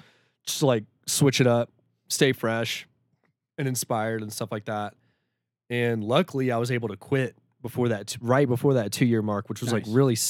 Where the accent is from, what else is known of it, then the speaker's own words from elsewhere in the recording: Shreveport, Louisiana, United States; moved away as an adult; also born or lived in Denver, Colorado; We're both from Shreveport. That's where I was born and raised. And then I came out to Denver in like 2016